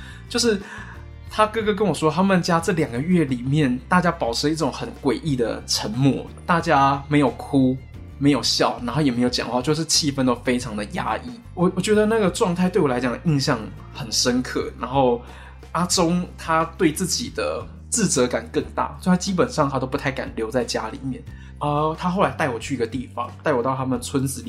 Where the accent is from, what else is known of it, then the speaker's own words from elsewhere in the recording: Taiwan; 作为一个台湾记者，作为台湾人